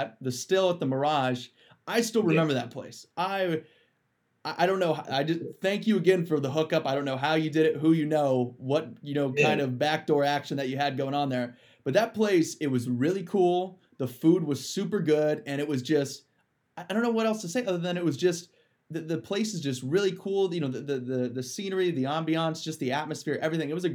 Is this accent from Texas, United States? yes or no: no; Ohio, United States; now in Arizona, United States; I'm from Ohio. That's where I am now. But I live in Arizona